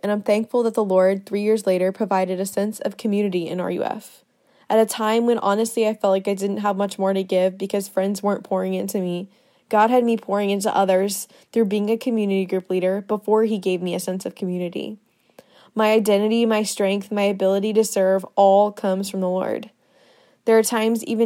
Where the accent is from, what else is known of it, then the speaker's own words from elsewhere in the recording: Winter Springs, Florida, United States; moved away as an adult; now in Athens, United States; I'm from Winter Springs, Florida, which is a town right outside of Orlando